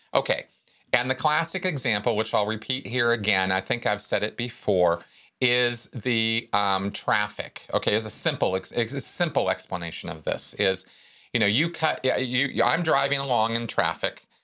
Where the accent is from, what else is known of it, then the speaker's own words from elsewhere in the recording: Pasadena, California, United States; in Pasadena when I was growing up